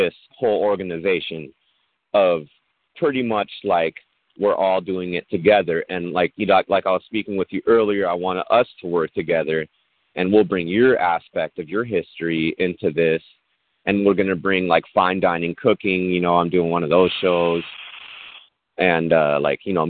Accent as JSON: {"language": "English", "town": "Long Beach", "region": "California", "country": "United States", "tie": "born or raised there", "said": "I grew up in Long Beach."}